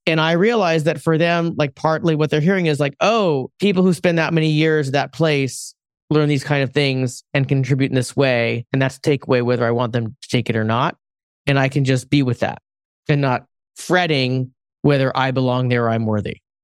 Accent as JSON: {"language": "English", "region": "West Coast", "country": "United States", "said": "I'm Asian American. I'm originally from the West Coast."}